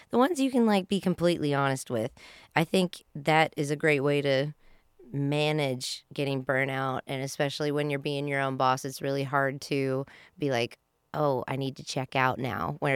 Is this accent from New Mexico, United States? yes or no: no; Georgia, United States; I'm from